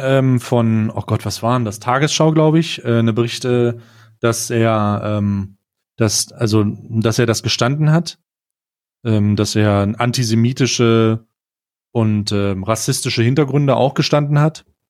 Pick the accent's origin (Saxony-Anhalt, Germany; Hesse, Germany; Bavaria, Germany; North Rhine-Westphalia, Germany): Saxony-Anhalt, Germany; Magdeburg; moved away; ich komme äh, ursprünglich äh, aus Magdeburg